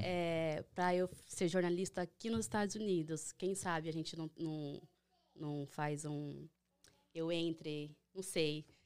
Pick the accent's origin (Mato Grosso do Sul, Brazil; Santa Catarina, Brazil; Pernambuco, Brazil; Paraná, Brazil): Mato Grosso do Sul, Brazil; Três Lagoas; moved away as an adult; also born or lived in São Paulo; now in United States; Eu morava em São Paulo há 10 anos, mas eu sou de Mato Grosso do Sul, Três Lagoas